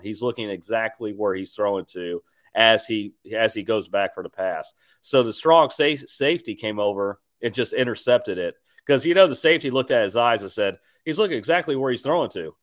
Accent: Houston, Texas, United States; I'm from Houston

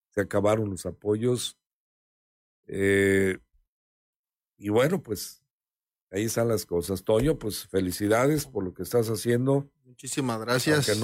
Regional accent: Mexico; porque pues si no nos ayudamos como mexicanos, entonces ¿qué pasa?

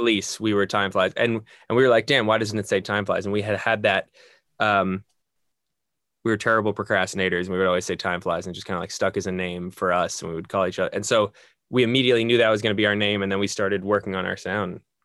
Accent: just outside New York City, United States; moved away as an adult; now in Los Angeles, United States; Born and raised just outside New York City.

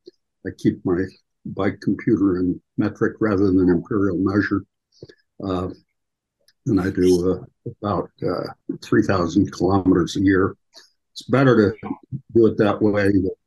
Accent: Omaha, Nebraska, United States; now in Los Angeles, United States; I grew up in Omaha.

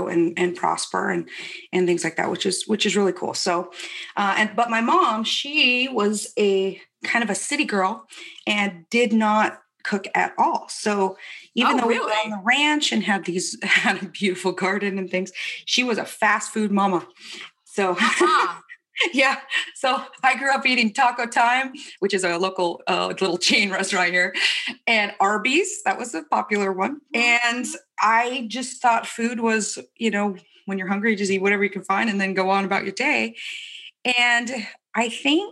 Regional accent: Spokane, Washington, United States; In Spokane, North Spokane, on a ranch that my dad had

